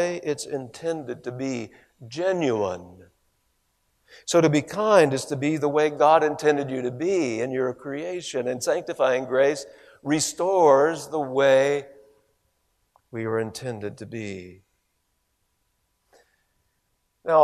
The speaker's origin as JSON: {"language": "English", "region": "Ohio", "country": "United States", "tie": "born or raised there", "also_born_or_lived": "Gainesville, Florida", "moved": "yes", "said": "I grew up in Ohio"}